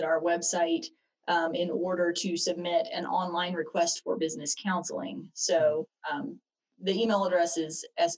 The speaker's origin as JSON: {"language": "English", "town": "Marion", "region": "North Carolina", "country": "United States", "tie": "born or raised there", "moved": "yes", "lives_now": "Kannapolis, United States", "said": "I grew up in Marion, North Carolina"}